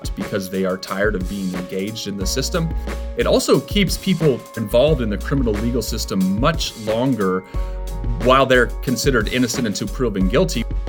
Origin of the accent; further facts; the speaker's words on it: Iowa, United States; now in Missouri, United States; I'm from Iowa, and I have, my family practices law in Iowa